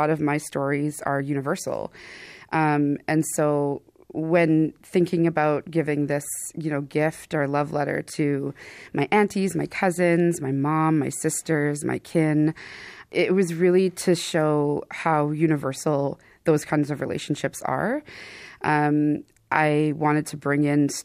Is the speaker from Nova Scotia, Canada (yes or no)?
no; Thunder Bay, Ontario, Canada; In Fort William First Nation near Thunder Bay, Ontario